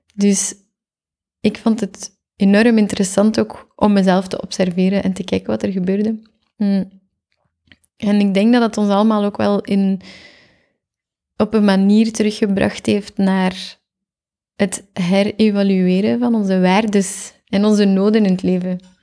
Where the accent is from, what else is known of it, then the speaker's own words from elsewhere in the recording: Geraardsbergen, Flanders, Belgium; also born or lived in Zottegem; now in Antwerp, Belgium; Ik ben oorspronkelijk van Oppasselt. Niemand kent dat. Dat ligt in Gerardsbergen